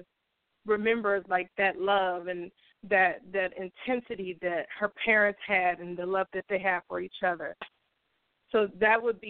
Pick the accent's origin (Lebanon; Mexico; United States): United States; Richmond, California; also born or lived in San Francisco, California; And I grew up in Richmond, California